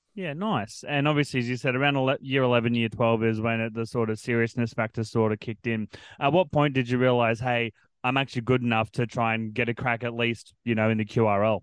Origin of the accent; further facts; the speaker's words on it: Central Coast, New South Wales, Australia; also born or lived in Queensland; born in Queensland, but raised on in New South Wales on the Central Coast